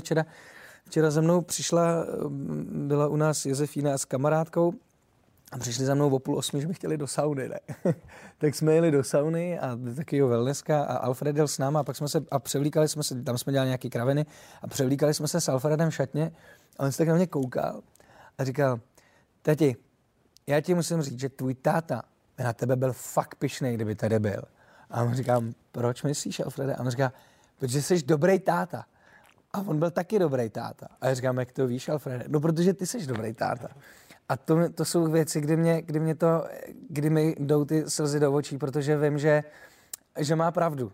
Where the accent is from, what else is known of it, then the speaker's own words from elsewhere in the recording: Czechia; accent: short vowels (krátký zobák); now in Prague, Czech Republic; já jsem Čech